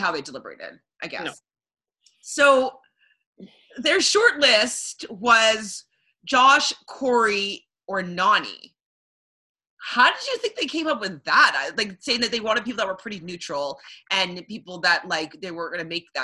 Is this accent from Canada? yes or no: yes; Canada; I'm from Canada